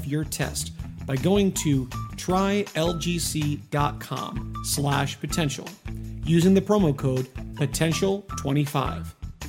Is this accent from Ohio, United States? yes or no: yes; Ohio, United States; also born or lived in Pennsylvania / Maryland; and I growing up in Ohio and Pennsylvania, yeah, I saw a lot more winter snows. But I remember, you know, growing up in Maryland where I was born